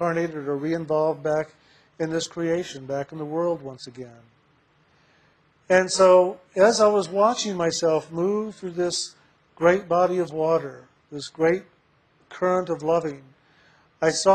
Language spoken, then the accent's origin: English; San Antonio, Texas, United States; I was born in San Antonio, Texas.